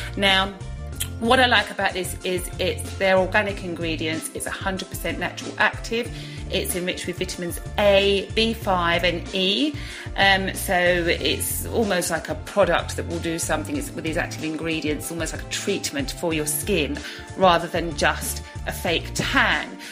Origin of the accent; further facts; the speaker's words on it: Brentwood, East of England, United Kingdom; my hometown of Brentwood